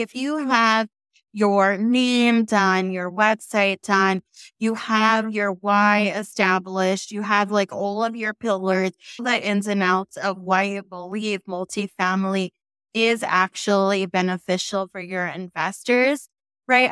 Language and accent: English; San Francisco Bay Area, California, United States; moved away as an adult; now in Texas, United States; I'm from the San Francisco Bay Area.